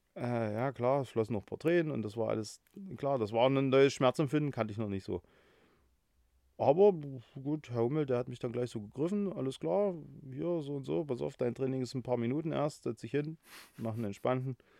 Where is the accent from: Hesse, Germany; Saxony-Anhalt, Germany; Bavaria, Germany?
Saxony-Anhalt, Germany; Halle; gebürtiger Hallenser, äh, wohne auch in Halle